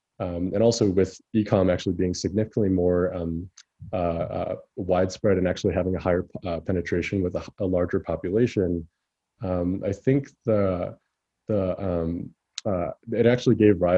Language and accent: English; China; I actually spent a lot of my time, you know, growing up in China, and that's where my parents kind of immigrated from